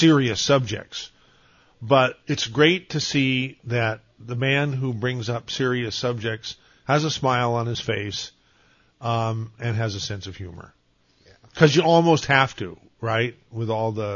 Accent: Santa Cruz, California, United States; I grew up on Walnut Avenue.

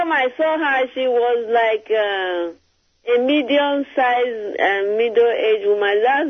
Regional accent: Nigeria; now in Virginia, United States; I'm from Nigeria.

